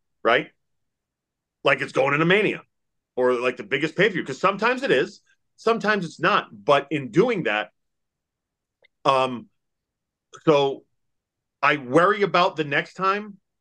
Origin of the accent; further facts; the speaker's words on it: Massachusetts, United States; moved away as an adult; now in Kentucky, United States; I grew up in Massachusetts. Yeah, I live in Kentucky now